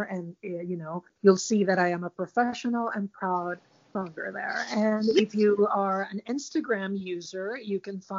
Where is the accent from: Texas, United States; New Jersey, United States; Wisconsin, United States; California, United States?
Texas, United States; Dallas; now in Costa Rica; when I was a child, I grew up in Dallas. And we used to go from Dallas to Fort Worth all the time.